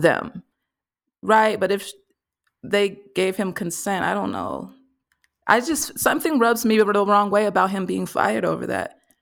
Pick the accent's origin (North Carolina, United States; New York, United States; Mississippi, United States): Mississippi, United States; I'm coming from Mississippi